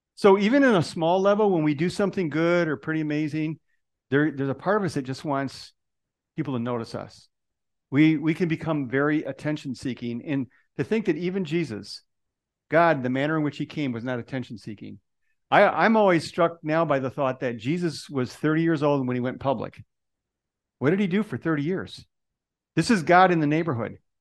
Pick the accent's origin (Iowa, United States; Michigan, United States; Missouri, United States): Michigan, United States; Detroit; moved away; That's where I was born. I'm from Detroit originally.